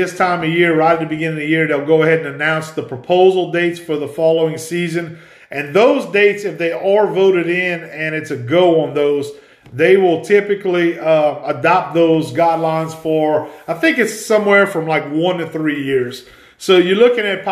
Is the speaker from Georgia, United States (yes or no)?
no; Ville Platte, Louisiana, United States; I grew up in Evangeline Parish in the little town of Ville Platte, Louisiana